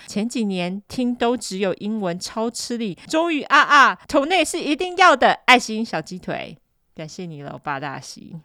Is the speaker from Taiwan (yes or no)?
yes; Taiwan; now in United States; 我们两个就是台湾人啊，我们只是住在美国